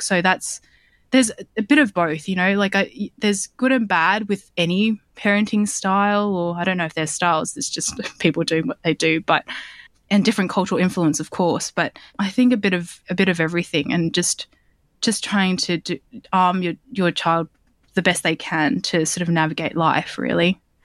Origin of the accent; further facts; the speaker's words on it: Sydney, New South Wales, Australia; I grew up in Southwest Sydney in Bankstown